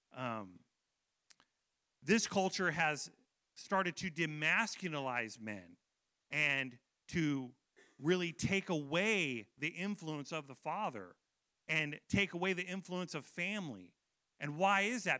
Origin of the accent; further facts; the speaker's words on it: United States; I love being American